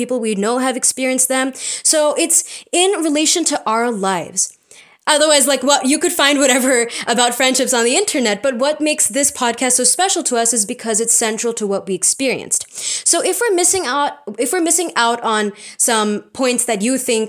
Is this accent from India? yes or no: yes; India; We are Indian postgrads in psychology